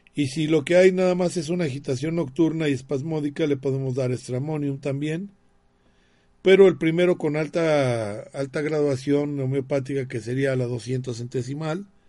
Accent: Mexico; todos los somos mexicanos

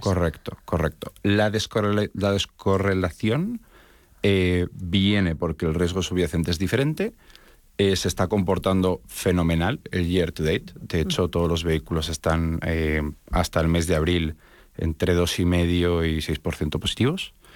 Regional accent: Spain; now in Miami, United States; realmente soy de origen español, mi acento me delata.

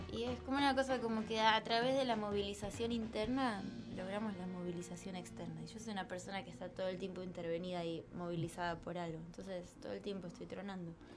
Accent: Buenos Aires, Argentina; moved away as an adult; now in Mexico; nací acá, crecí acá y siempre me consideré súper como porteña

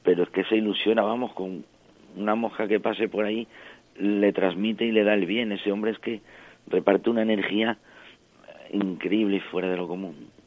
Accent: French Basque Country, Nouvelle-Aquitaine, France; also born or lived in Extremadura, Spain; yo nací en Francia, ah. eh, vivo en Francia, en el País Vasco francés, de familia de origen extremeña

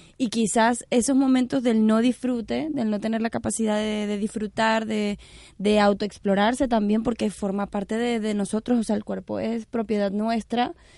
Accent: Venezuela; yo soy venezolana

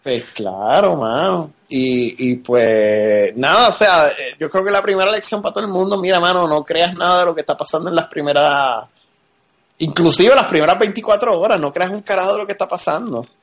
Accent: Puerto Rico; moved away as an adult; also born or lived in Texas; yo me crié en Puerto Rico, pero pues a mis 20 años, 21 a, a, pues, a Texas

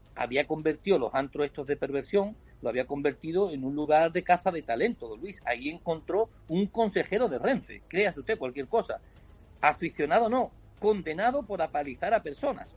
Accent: Spain; mi país

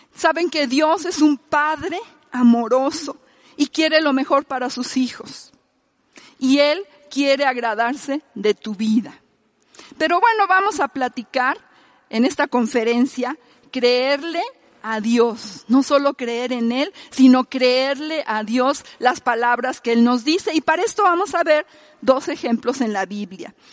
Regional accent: Mexico; nosotros somos mexicanos

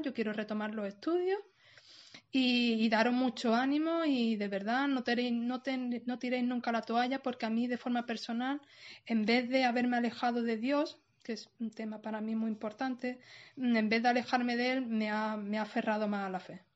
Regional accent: Málaga, Andalusia, Spain; tengo 37 años y soy de Málaga Capital

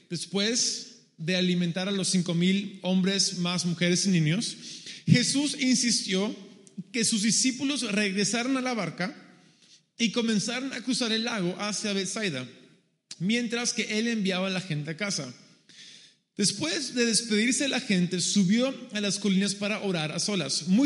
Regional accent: Peru; Spanish is a second language; also born or lived in San Diego, United States; Yo obviamente me ven y soy gringo. Ah, yo, no nací en Perú, nací en San Diego, California. Pero a los dos años mis padres y mi, hermana y yo vamos al Perú como misioneros para trabajar en ese país.

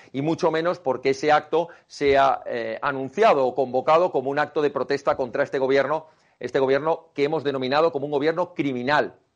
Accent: Spain; la gran familia de España, la que formamos todos los españoles

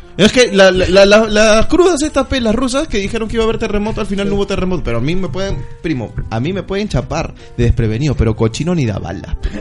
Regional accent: Ica, Peru; moved away; yo soy de Ica. Y allá te he vivido el terremoto del 96, el terremoto del 2000

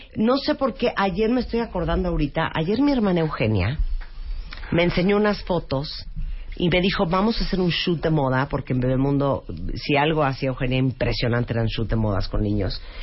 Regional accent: Nicaragua; yo soy nicaragüense

